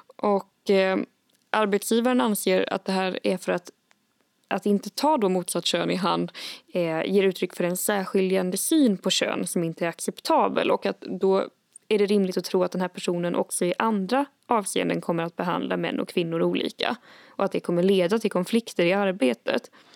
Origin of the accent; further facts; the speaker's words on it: Värmland, Sweden; jag är uppvuxen i Värmland